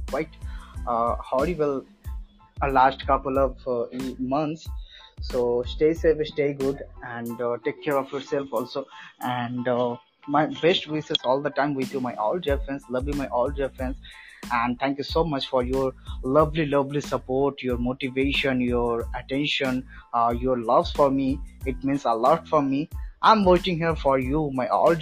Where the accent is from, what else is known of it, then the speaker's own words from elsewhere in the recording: West Bengal, India; I'm from India in West Bengal.